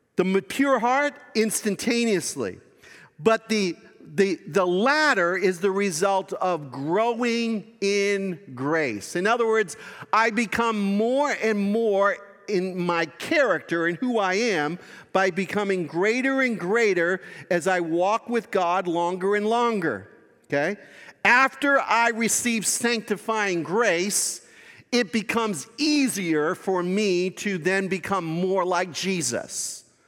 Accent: Boston, Massachusetts, United States; that's my hometown.

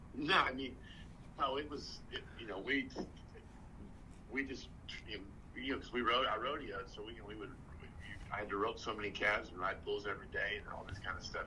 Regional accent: Texas, United States; I'm from Texas

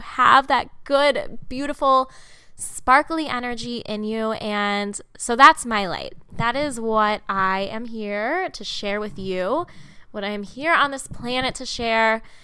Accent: Munster, Indiana, United States; I grew up in the Chicago area, um, technically Northwest Indiana, a town called Munster

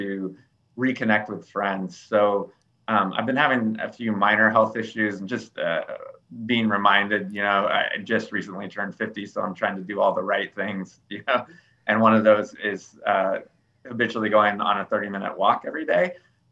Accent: California, United States; now in Greensboro, United States; I grew up in California and my parents are still in the Sacramento area

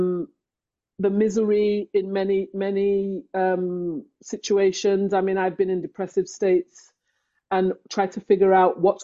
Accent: England, United Kingdom; moved away as an adult; now in Canada; I was born in England. I grew up in England

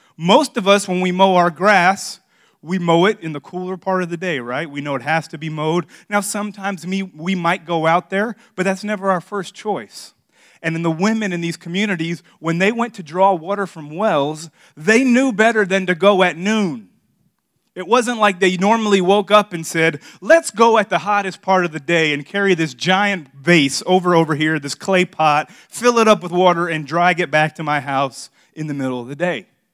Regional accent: Miami, Florida, United States; now in South Carolina, United States; I grew up in Miami

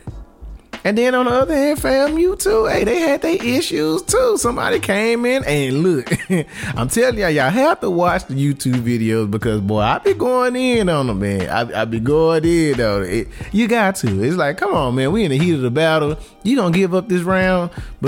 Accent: Dallas, Texas, United States; I'm from Dallas

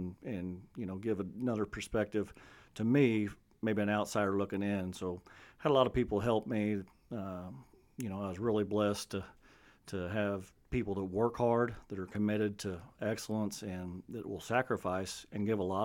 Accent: South Iron, Missouri, United States; I was from South Iron, graduated in 94

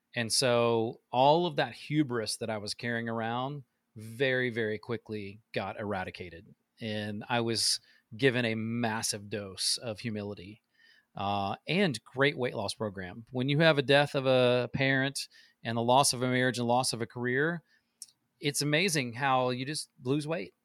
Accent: Midwest, United States; now in Nashville, United States; I love where I grew up. It's very Midwest farmer cornfields

